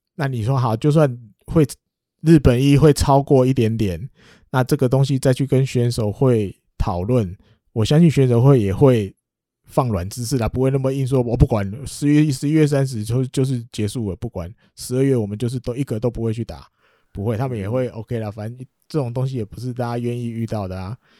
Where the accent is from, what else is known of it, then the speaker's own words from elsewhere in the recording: Taiwan; 我们台湾人